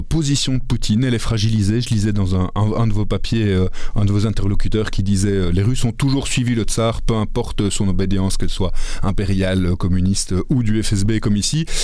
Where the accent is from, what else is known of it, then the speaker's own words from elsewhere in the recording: Belgium; vu de chez nous, vu de Belgique